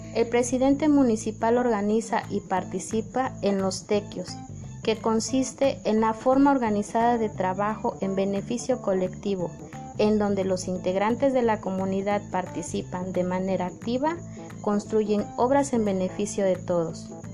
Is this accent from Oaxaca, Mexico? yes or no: yes; Tuxtepec, Oaxaca, Mexico; nuestro hermoso Tuxtepec, Oaxaca